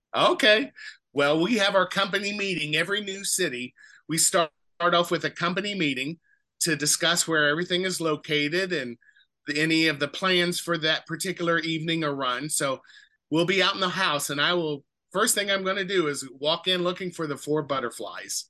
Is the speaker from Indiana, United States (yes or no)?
yes; Speedway, Indiana, United States; moved away as an adult; also born or lived in Los Angeles / Seattle / Virginia / Cincinnati; I grew up in Speedway on the west side of Indianapolis where the 500 is